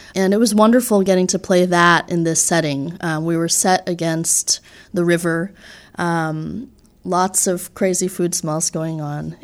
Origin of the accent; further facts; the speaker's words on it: just outside New York City, United States; moved away as an adult; now in Boston, United States; I grew up in New York, just outside New York City, and have been living in Boston for the last six years